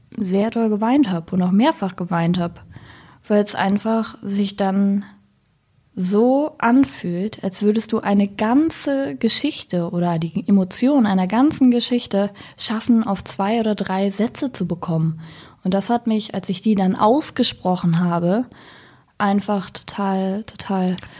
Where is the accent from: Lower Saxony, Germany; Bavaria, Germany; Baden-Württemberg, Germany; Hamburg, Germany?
Lower Saxony, Germany; Wendland; now in Berlin, Germany; bin aber irgendwie auf dem, auf dem Land aufgewachsen